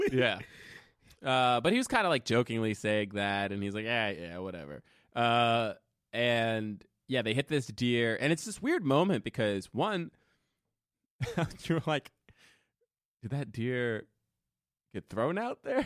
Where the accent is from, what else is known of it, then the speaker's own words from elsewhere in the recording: New Jersey, United States; now in New York, United States; I grew up in Jersey.